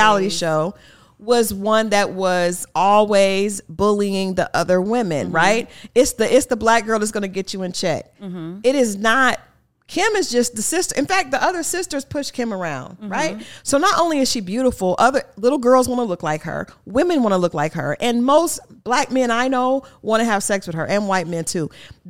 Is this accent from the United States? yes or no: yes; the North, United States; because I'm from the North, so I was like, these Southern girls are ridiculous.